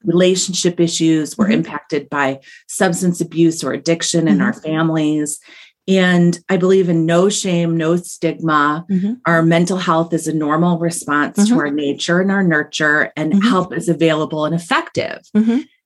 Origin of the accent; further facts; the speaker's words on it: Ohio, United States; I'm a Buckeye. I'm from Ohio